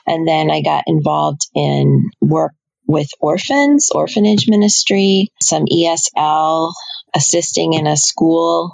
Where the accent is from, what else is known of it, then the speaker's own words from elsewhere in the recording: Intercourse, Pennsylvania, United States; I grew up in Lancaster County. I was born in Lancaster. And I was raised in the village of Intercourse